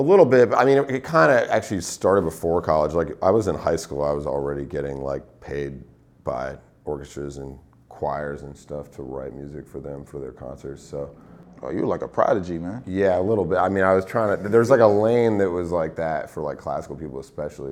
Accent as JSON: {"language": "English", "region": "Northeast", "country": "United States", "also_born_or_lived": "New York", "moved": "as an adult", "lives_now": "Los Angeles, United States", "said": "I'm from the Northeast"}